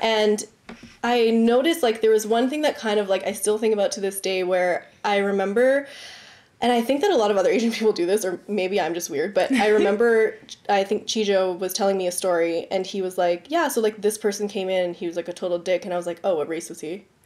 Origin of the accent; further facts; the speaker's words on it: Richmond Hill, Ontario, Canada; growing up in Richmond Hill